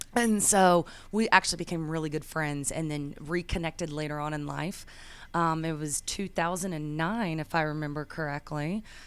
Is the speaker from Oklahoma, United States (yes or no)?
yes; Bethany, Oklahoma, United States; moved away as an adult; now in Nashville, United States; I was born and raised in Bethany, Oklahoma, just a little small town right outside of Oklahoma City, and made my way to Nashville, Tennessee for college